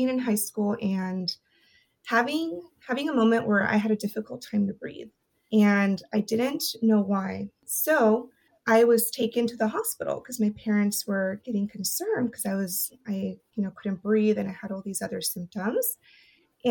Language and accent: English; Porterville, California, United States; first language Spanish; English is a second language; was born and raised in Porterville, California.